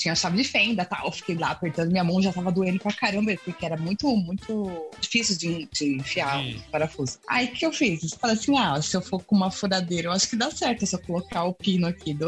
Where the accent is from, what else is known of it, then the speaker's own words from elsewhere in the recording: Brazil; todos nós que somos brasileiros